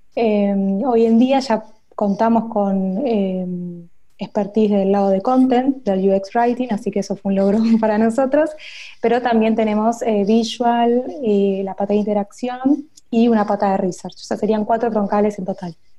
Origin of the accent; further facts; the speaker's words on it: Buenos Aires, Argentina; accent: Argentine; soy de Buenos Aires, capital federal. O sea, estuve siempre en Argentina.